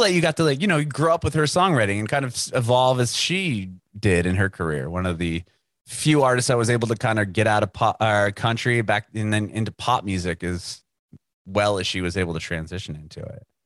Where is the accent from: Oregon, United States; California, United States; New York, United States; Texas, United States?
California, United States; San Diego; moved away as an adult; now in Nashville, United States; I moved to Nashville recently within the past year, but I'm originally from San Diego